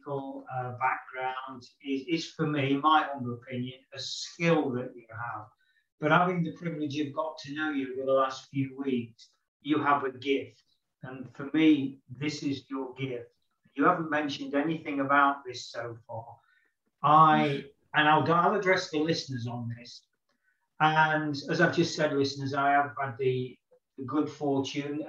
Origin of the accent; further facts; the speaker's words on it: United Kingdom; as a Westerner, as a Brit